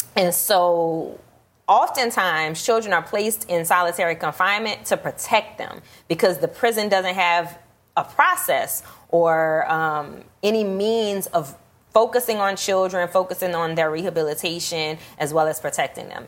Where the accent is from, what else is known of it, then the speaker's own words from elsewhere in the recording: New Orleans, Louisiana, United States; also born or lived in Atlanta; I'm born and raised in New Orleans.